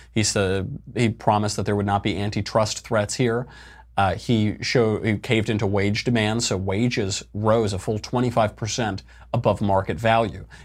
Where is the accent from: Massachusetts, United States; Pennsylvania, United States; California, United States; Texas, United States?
Pennsylvania, United States; I'm from Pennsylvania, and in school I had a decent amount of Pennsylvania history.